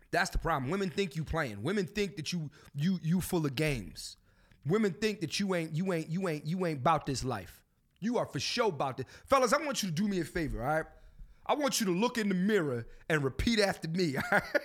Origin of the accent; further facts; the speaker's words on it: Philadelphia, Pennsylvania, United States; I'm from Philly.